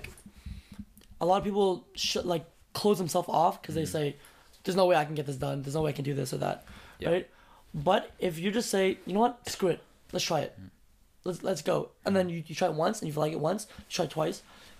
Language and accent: English; United States; now in Beijing, China; I'm an American.